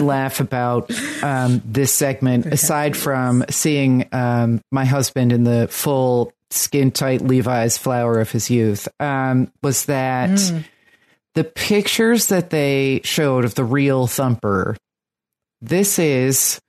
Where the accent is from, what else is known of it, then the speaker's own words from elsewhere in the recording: New Jersey, United States; now in Brooklyn, United States; I'm from New Jersey